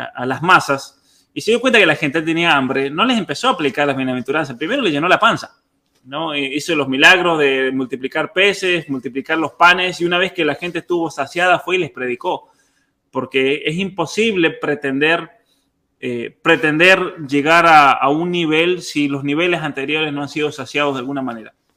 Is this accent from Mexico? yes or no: no; Argentina; en Argentina, una cosa que yo siempre agradezco de haber crecido en un lugar donde todos éramos todos, no importa si uno tenía más o menos, éramos todos argentinos